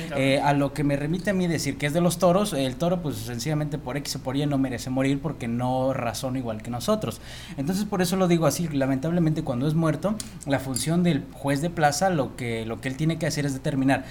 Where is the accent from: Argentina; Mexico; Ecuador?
Mexico; como mexicanos